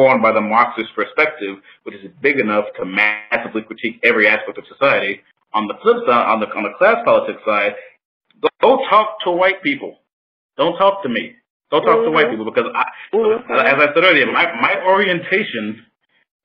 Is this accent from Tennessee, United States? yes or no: no; Orangeburg, South Carolina, United States; I am from Orangeburg, South Carolina